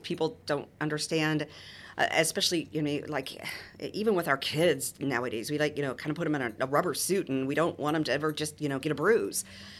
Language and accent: English; Midwest, United States; I mean, growing up in the Midwest is pretty conservative in that respect.